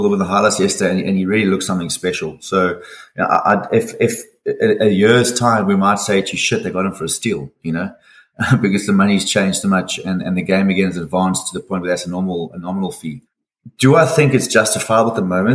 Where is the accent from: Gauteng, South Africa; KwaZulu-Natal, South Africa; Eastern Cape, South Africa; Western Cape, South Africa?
KwaZulu-Natal, South Africa; Durban; also born or lived in Manchester / Finland / Turkey; I'm a Durban boy, so I was in Durban from dots